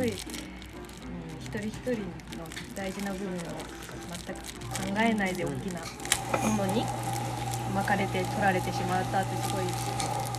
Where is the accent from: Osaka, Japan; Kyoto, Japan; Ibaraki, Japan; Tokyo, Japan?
Tokyo, Japan; Tama; 自分が東京の出身で多摩市多摩市出身